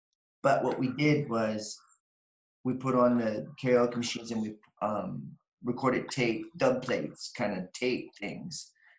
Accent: Picton, Ontario, Canada; Picton, Ontario.

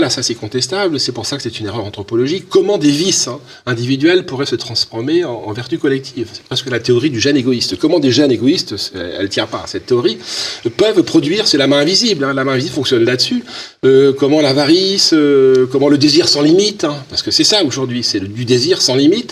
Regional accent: France; chez nous en France

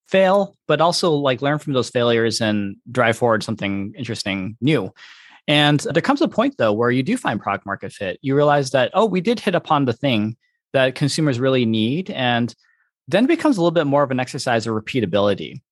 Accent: Detroit, Michigan, United States; moved away as an adult; also born or lived in California; I born and raised in Michigan

